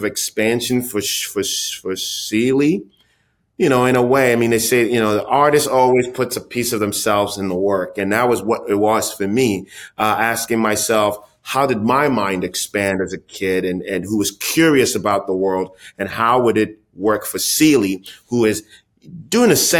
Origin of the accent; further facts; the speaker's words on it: Ghana; my own experience as a kid growing up in Ghana